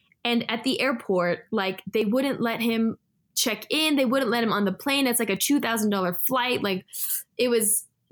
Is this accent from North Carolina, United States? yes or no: no; California, United States; also born or lived in Israel / Los Angeles / Mexico; I grew up in California where it's like very cultural